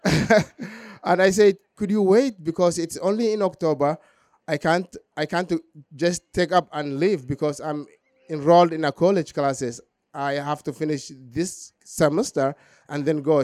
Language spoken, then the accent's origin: English; southern Somalia, Somalia; moved away; I was born in Somalia, southern Somalia